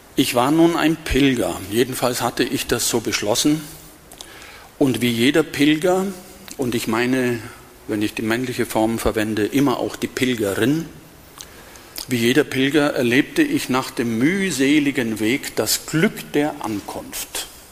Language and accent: German; west of Augsburg, Diocese of Augsburg, Bavaria, Germany; moved away as an adult; now in Berlin, Germany; ich stamme aus dem Bistum Augsburg und bin hier aufgewachsen. Nicht hier in Benediktbeuren, paar Kilometer entfernt, westlich von Augsburg